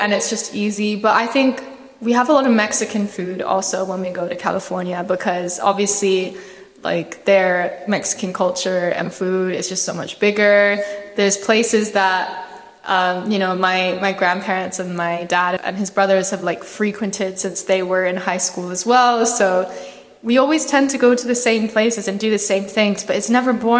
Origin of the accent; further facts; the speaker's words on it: Scotland, United Kingdom; also born or lived in Kuwait / Thailand; I was born in Kuwait and I lived there for like a couple years. And then we moved to Scotland, where I was for a few more years. And then we moved to Thailand for a couple years, came back to Scotland